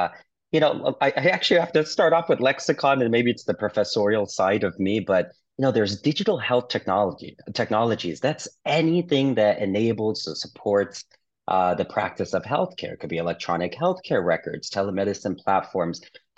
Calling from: New York, United States; Yes, I'm joining you from Tribeca, New York, our headquarters of Click Therapeutics today.

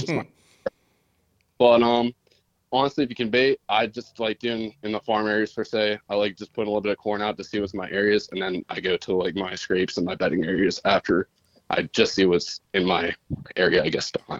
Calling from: Pennsylvania, United States; I'm from Duke Boys, PA area.

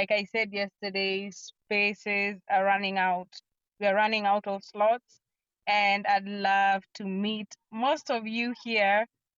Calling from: Kisumu, Kisumu County, Kenya; I'm speaking from Kisumu, Kenya.

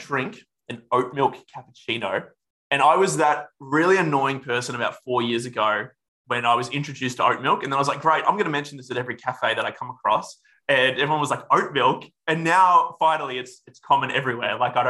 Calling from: West Melbourne, Victoria, Australia; No, I'm currently speaking to you from West Melbourne. I moved here about a year

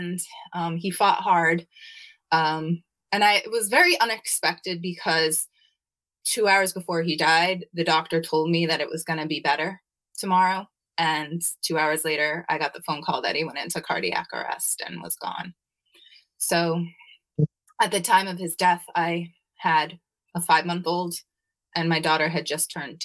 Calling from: Waldwick, New Jersey, United States; I'm calling in from Waldwick, New Jersey

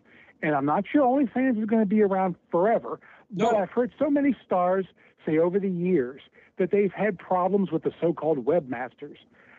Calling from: Cincinnati, Ohio, United States; from Cincinnati.

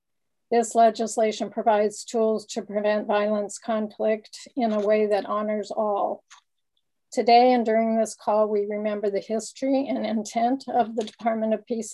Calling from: California, United States; I come to you all from the Ohlone lands in the San Francisco Bay Area, and I'm really happy to be with you.

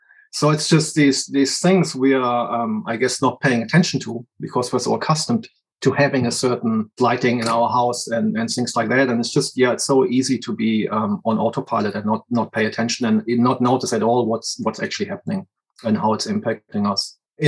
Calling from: New Zealand; I'm calling in from New Zealand.

